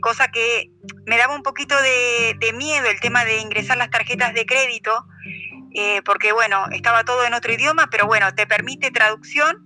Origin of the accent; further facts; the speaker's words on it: Avellaneda, Buenos Aires Province, Argentina; moved away as an adult; now in Madrid, Spain; soy de, soy de Buenos Aires, del barrio de Avellaneda